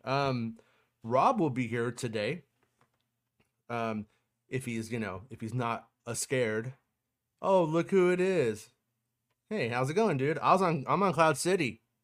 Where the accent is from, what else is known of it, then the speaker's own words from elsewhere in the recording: United States; I'm an American